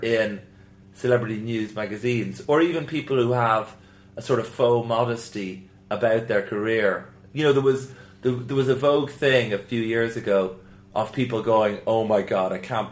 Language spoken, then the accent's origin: English; Ireland; moved away; in the south where I grew up in in Southern Ireland